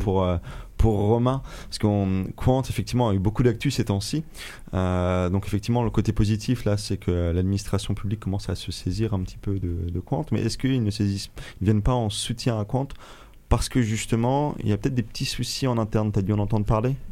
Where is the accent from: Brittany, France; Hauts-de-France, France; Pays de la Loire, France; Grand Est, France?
Brittany, France; chez nous en France et chez nous en Bretagne